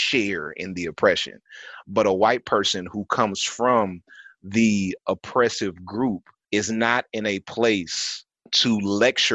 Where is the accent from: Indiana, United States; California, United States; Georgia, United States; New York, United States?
California, United States; I grew up in California